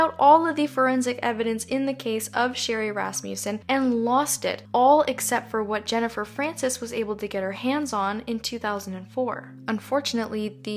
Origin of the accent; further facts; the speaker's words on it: Canada; I'm Canadian